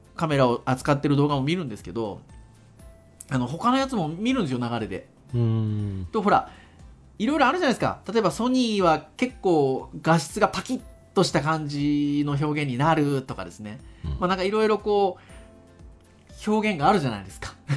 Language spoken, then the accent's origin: Japanese; Kurume, Fukuoka, Japan; 実家は確かに久留米なんですけど